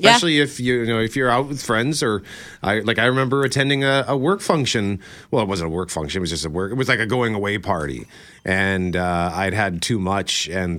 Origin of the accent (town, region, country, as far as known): Winnipeg, Manitoba, Canada; born or raised there